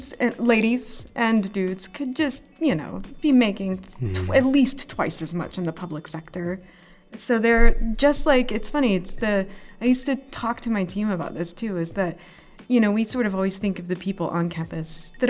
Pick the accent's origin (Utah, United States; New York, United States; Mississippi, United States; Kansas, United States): Kansas, United States; moved away; also born or lived in Massachusetts; I'm from Kansas